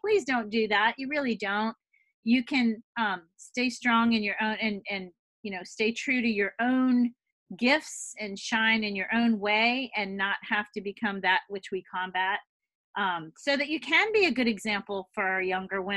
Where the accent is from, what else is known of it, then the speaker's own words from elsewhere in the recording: the South, United States; moved away as an adult; also born or lived in Boston; I came from the South